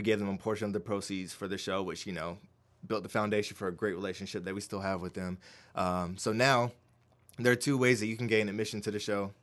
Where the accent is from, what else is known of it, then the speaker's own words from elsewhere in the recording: Winston-Salem, North Carolina, United States; growing up, born and raised in Winston-Salem